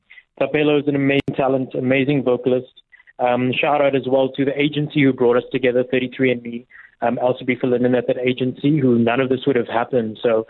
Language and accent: English; KwaZulu-Natal, South Africa; now in Johannesburg, South Africa; So I am born and bred in KZN, but I am now in Johannesburg.